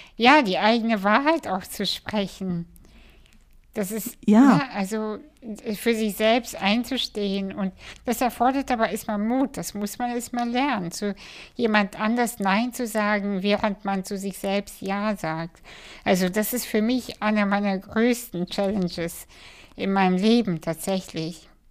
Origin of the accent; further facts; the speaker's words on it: Kazakhstan; moved away; in Kasachstan geboren